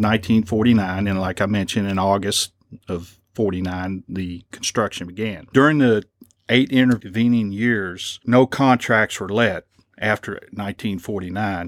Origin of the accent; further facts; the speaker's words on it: Lexington, Kentucky, United States; I'm from Lexington and I've driven many a mile on New Circle Road